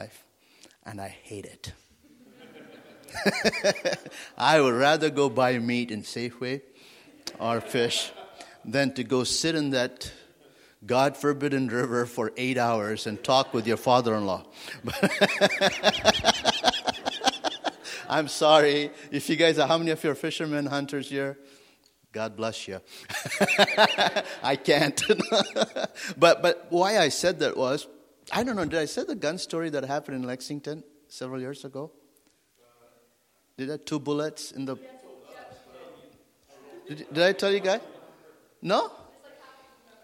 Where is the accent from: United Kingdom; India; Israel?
India; also born or lived in Wyoming, United States / Africa; now in France; I grew up in India and came to the United States